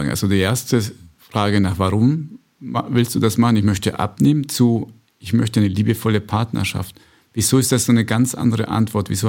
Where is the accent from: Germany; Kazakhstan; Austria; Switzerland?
Switzerland; bei uns in der Schweiz